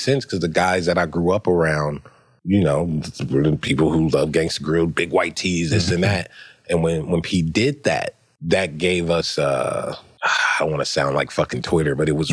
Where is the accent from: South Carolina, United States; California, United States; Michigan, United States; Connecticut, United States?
California, United States; Hawthorne; I'm from Hawthorne, California, and that place, like, as much as I'm happy I grew up there